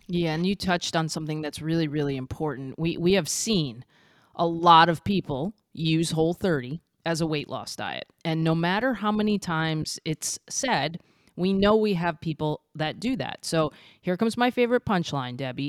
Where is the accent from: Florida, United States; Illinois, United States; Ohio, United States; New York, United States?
Florida, United States; I was from Florida